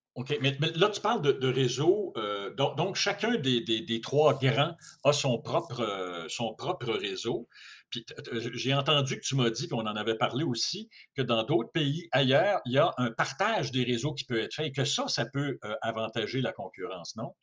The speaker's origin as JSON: {"language": "French", "region": "Quebec", "country": "Canada", "said": "chez nous au Québec"}